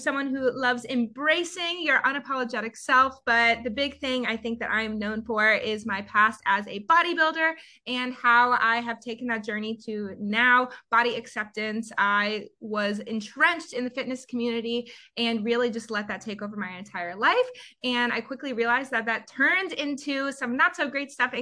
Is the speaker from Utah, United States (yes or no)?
no; Georgia, United States; moved away as an adult; also born or lived in Summit, New Jersey / Florida / Chicago; now in Los Angeles, United States; I'm born and raised in Georgia